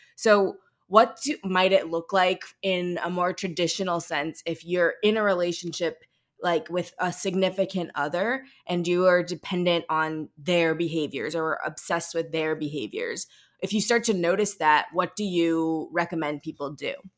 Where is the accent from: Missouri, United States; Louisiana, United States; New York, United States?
Missouri, United States; St. Louis; I'm a Midwestern girl myself. I'm from Saint Louis